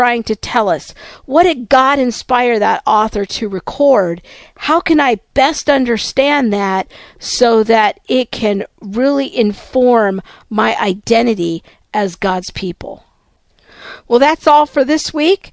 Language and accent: English; United States; my stories as an American